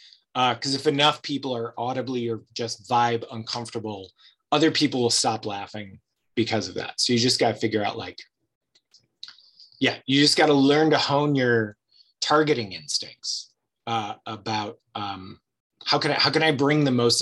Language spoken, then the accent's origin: English; Ohio, United States; also born or lived in California / Louisiana / Chicago / Los Angeles; now in Oregon, United States; I grew up in Ohio